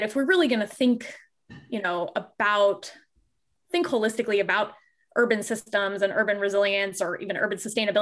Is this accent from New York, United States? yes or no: no; Fort Lauderdale, Florida, United States; moved away; also born or lived in Michigan; I grew up in Fort Lauderdale, Florida